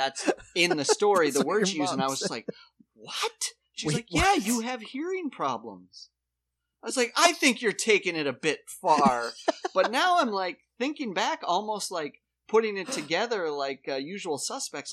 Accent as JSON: {"language": "English", "town": "Watertown", "country": "United States", "tie": "born or raised there", "said": "growing up in Watertown"}